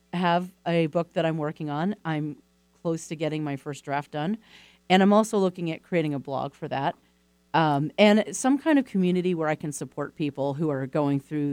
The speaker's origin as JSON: {"language": "English", "region": "East Coast", "country": "United States", "said": "I'm from the East Coast"}